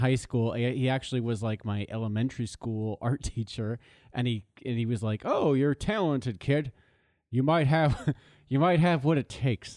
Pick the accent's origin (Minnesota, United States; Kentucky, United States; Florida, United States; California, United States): California, United States; Los Angeles; moved away as an adult; also born or lived in East Coast; I grew up in Los Angeles, yes. Uh, I was born in West Hollywood